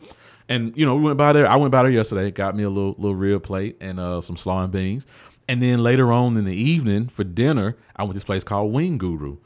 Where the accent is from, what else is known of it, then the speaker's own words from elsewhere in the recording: the South, United States; I grew up in the South